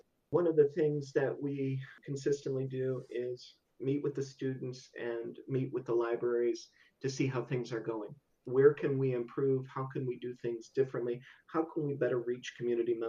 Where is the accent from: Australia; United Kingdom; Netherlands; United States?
United States; Buffalo, New York; moved away as an adult; now in Southern Indiana, United States; I'm originally from Buffalo, New York.